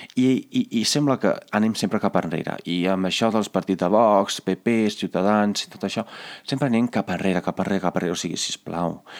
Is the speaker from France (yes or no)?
no; Carmignano di Brenta, Veneto, Italy; moved away; al meu poble, que es diu Carmiano di Brenta, no hi havia cap McDonald's